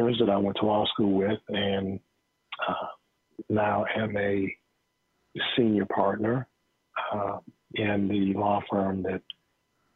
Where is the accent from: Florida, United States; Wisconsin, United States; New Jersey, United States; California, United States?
Florida, United States; Sanford; moved away as an adult; also born or lived in Georgia; born in 1952 in Sanford, Florida